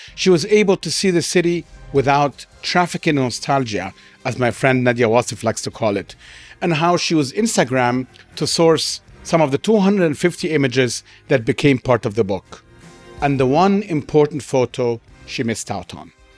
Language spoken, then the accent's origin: English; Egypt; I was from Egypt